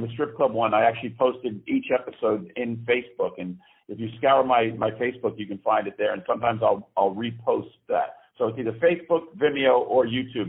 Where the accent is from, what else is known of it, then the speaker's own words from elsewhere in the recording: Greenwich, Connecticut, United States; moved away as an adult; now in New York, United States; I am originally from Greenwich, Connecticut, which is a stone's throw from New York